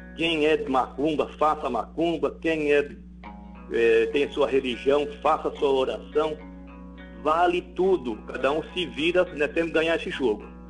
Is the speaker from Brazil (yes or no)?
yes; Londrina, Paraná, Brazil; por ser da, de Londrina, é, realmente ter iniciado no Londrina